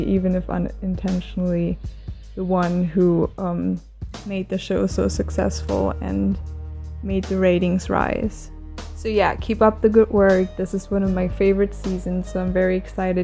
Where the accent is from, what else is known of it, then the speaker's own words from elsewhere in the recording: Germany; I'm from Germany